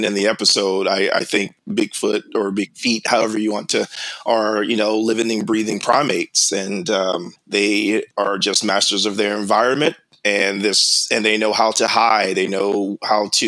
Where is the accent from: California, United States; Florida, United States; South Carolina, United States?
South Carolina, United States; moved away; I grew up in South Carolina